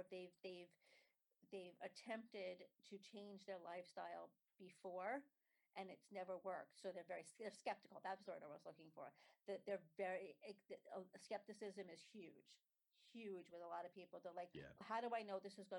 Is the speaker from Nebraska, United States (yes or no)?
no; New York City, New York, United States; also born or lived in Staten Island; I grew up in Brooklyn. I got married and moved to Staten Island